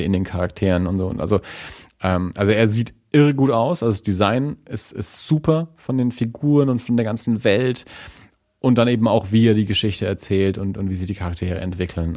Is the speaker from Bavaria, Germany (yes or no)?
yes; Nuremberg, Bavaria, Germany; wir als Nürnberger